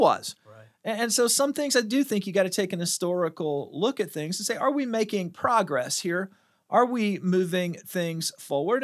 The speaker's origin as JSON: {"language": "English", "country": "United States", "said": "I'm an American"}